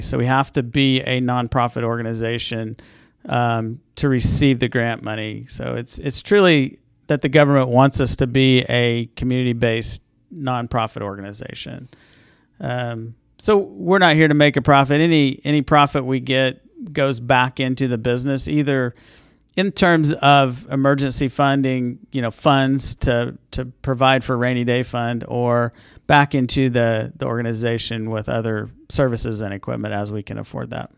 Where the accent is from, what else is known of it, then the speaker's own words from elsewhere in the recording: near Liberal, Southwest Kansas, United States; also born or lived in Guymon, Oklahoma / Alva, Oklahoma; now in Enid, United States; I grew up in Southwest Kansas